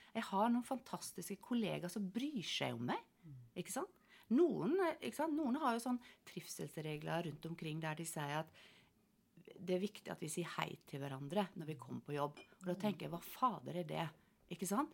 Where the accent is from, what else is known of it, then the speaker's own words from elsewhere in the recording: Sunnmøre, Møre og Romsdal, Norway; moved away as an adult; also born or lived in Finnmark; da er jeg jo sunnmøring